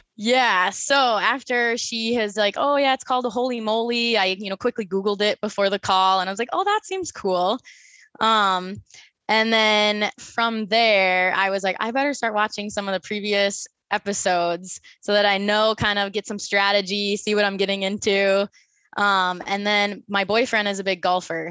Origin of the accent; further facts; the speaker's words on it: Minnesota, United States; moved away as an adult; now in Phoenix, United States; I was born and raised in Minnesota